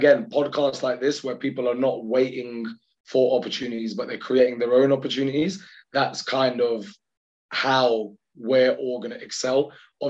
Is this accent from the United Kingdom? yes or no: yes; United Kingdom; as like a British Pakistani